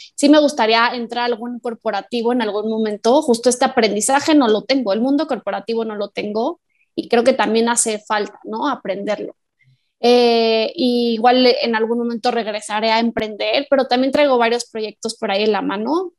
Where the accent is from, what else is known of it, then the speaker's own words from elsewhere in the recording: Morelia, Michoacán, Mexico; las dos somos de Morelia, orgullosas morelianas